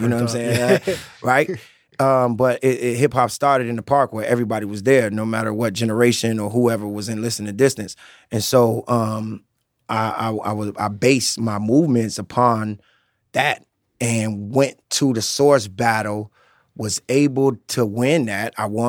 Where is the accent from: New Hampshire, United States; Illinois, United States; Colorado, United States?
Illinois, United States; Chicago; All right, I'm from Chicago, boy.